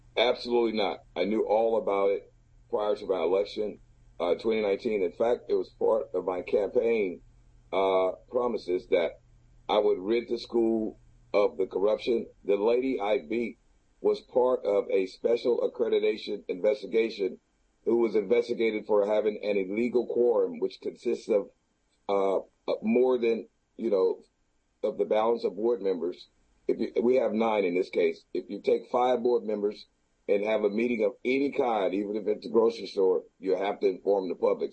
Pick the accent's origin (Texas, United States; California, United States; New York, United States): Texas, United States; Houston; the city of Houston, I've been here all my life, 57 years